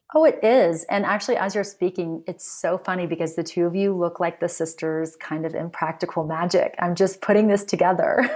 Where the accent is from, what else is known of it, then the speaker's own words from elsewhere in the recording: United States; I'm I'm American, I'm from the U S